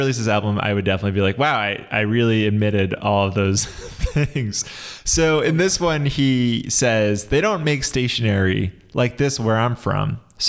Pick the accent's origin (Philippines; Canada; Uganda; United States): Philippines; But don't worry, I'm Filipino and I'm immune to the yellow fever.